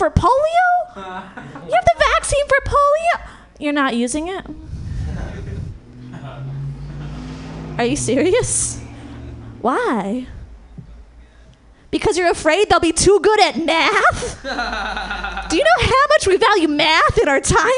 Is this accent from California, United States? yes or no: yes; Marin, California, United States; I come from Marin, over the bridge